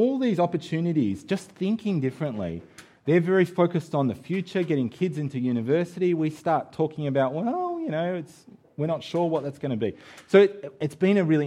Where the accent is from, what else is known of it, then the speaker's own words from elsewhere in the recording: Australia; moved away; we're Australian